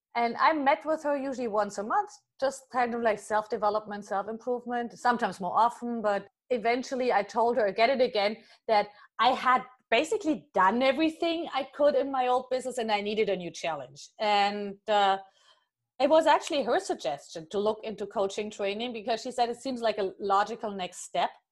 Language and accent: English; Germany; moved away; I'm originally from Germany